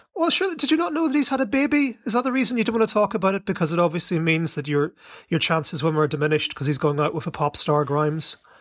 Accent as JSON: {"language": "English", "country": "Ireland", "tie": "born or raised there", "said": "I was raised in Ireland"}